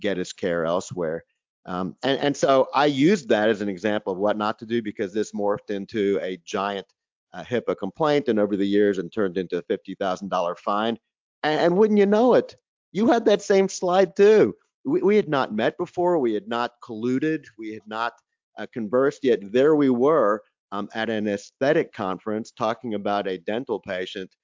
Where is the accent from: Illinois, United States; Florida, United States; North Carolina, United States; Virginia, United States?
North Carolina, United States; my home state, North Carolina